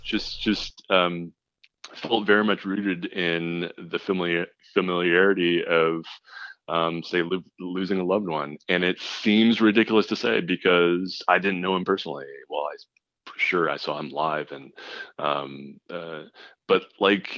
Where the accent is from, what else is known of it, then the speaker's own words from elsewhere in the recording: Los Angeles, California, United States; I was from Los Angeles